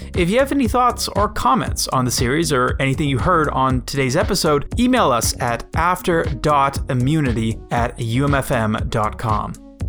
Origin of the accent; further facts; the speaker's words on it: Winnipeg, Manitoba, Canada; now in Toronto, Canada; I was born in Winnipeg, moved out to Toronto, an even larger city